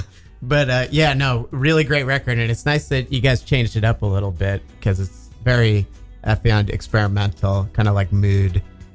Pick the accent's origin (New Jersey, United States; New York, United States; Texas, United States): New Jersey, United States; I'm from New Jersey.